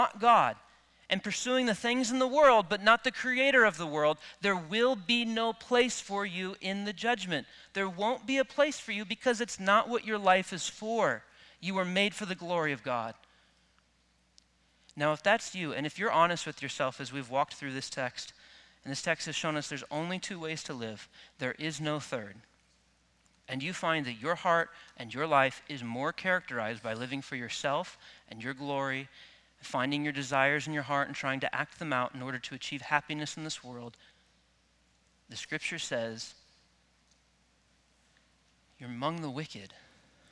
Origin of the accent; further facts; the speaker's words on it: Midwest, United States; I grew up in the Midwest where wheat fields are pretty common